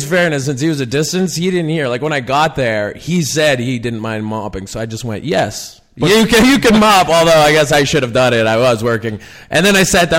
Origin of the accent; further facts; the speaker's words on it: Pilot Butte, Saskatchewan, Canada; also born or lived in Regina, Saskatchewan; now in Toronto, Canada; I was born in Regina, but I was raised in Pilot Butte